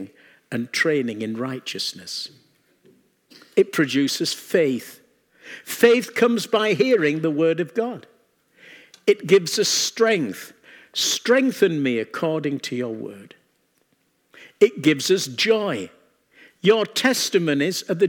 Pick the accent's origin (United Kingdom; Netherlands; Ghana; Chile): United Kingdom; England; we come from England